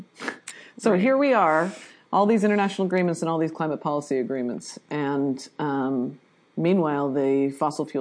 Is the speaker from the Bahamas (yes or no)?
no; Canada; also born or lived in Vancouver, Canada; I'm Canadian, that's part of my intro too, is I'm Canadian.